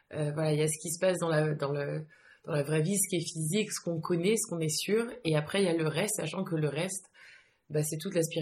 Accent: France; j'ai grandi euh, surtout en France, mais j'ai eu la chance d'être assez expatriée.

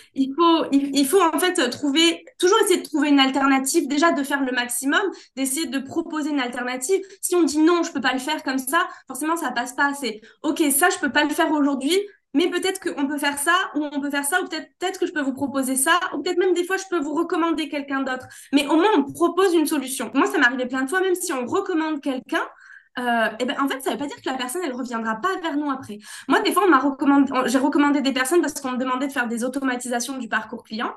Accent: Corsica, France; Chez moi en Corse

